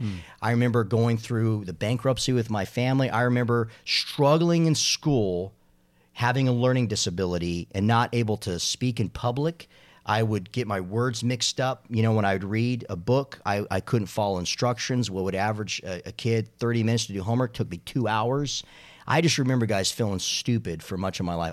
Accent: Arizona, United States; now in Charlotte, United States; growing up in Arizona

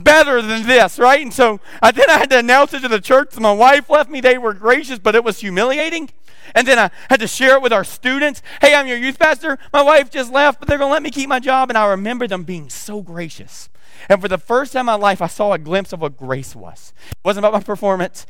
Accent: the South, United States; accent: southern; I got my southern accent coming

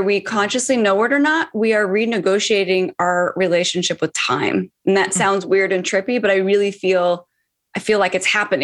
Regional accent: Seattle, Washington, United States; now in Los Angeles, United States; I'm currently in Los Angeles, but I'm from Seattle. So Seattle is my hometown, but hanging out here

